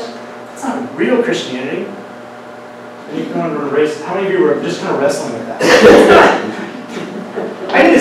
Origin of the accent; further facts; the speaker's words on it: Wyoming, United States; also born or lived in Oklahoma City, Oklahoma; I grew up partially in Oklahoma City, but we moved to Wyoming when I was in third grade